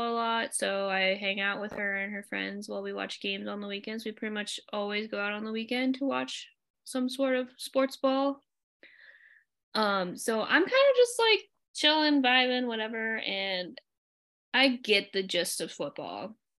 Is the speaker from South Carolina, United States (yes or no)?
no; Arizona, United States; moved away; I'm from Arizona